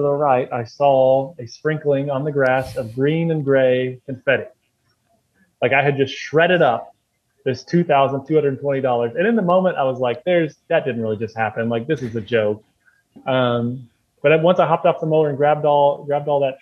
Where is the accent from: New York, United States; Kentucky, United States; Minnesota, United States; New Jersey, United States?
Kentucky, United States; Frankfort; also born or lived in Louisville, Kentucky; I was working in my hometown of Frankfort